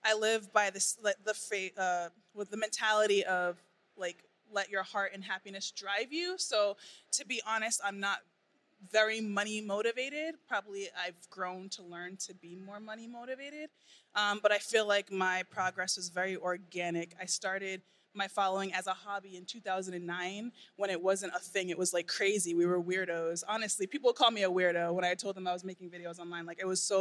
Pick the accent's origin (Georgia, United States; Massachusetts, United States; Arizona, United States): Massachusetts, United States; Boston; moved away as an adult; also born or lived in Baltimore; I grew up in Boston.